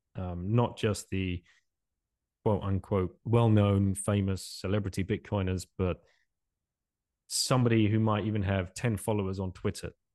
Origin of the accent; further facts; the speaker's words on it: England, United Kingdom; moved away as an adult; also born or lived in Singapore; now in France; originally from England, uh, I left England in, in nineteen ninety-nine